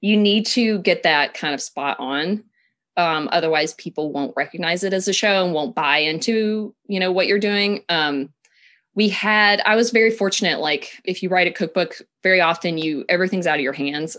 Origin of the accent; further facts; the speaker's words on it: Tennessee, United States; moved away; I'm from Tennessee originally, um, so I come from a family